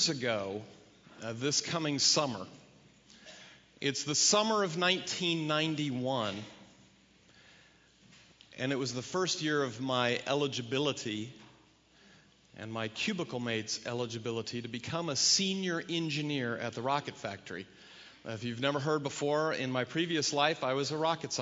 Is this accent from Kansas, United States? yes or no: yes; Kansas, United States; moved away; I was from Kansas